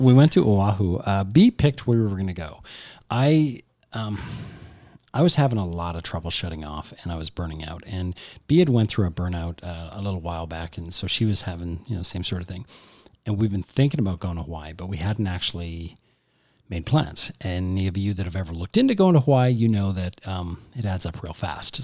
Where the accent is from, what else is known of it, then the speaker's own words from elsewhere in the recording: Canada; we're Canadian